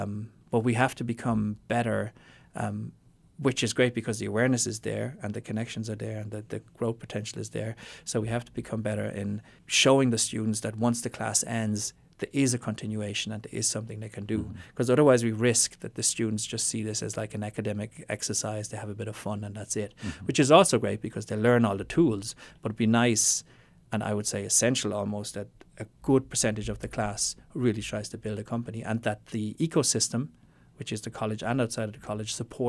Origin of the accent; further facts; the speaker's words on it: Austria; also born or lived in Germany / Ireland; So as you said in my voice, so my father is Austrian, my mother is Irish. I was born in Austria and then educated, as the term works, in Austria, Germany, and Ireland.